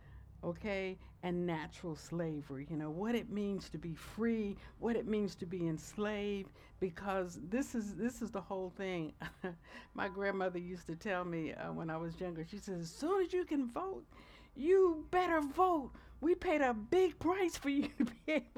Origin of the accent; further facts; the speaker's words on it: United States; as an American